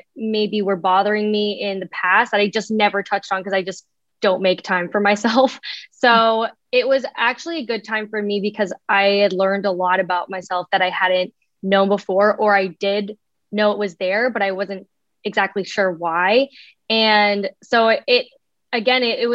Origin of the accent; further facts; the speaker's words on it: Canada; now in Los Angeles, United States; originally I'm from Canada and I'm living out in LA.